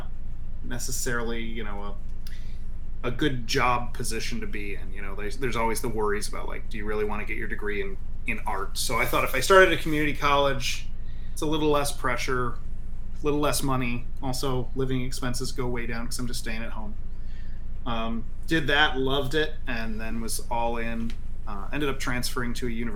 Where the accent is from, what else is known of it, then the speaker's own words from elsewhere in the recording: Flint, Michigan, United States; I grew up in Flint, Michigan